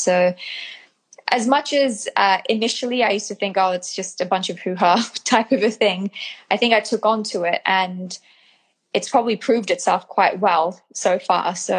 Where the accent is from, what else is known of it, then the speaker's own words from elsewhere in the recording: New Zealand; New Zealand.